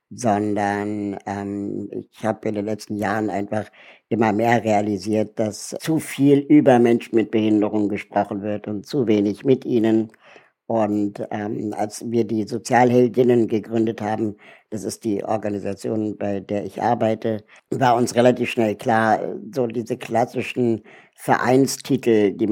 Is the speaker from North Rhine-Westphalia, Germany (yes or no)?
no; Berlin, Germany; Ich bin 41 Jahre alt äh, und lebe in Berlin ähm, bin hier auch aufgewachsen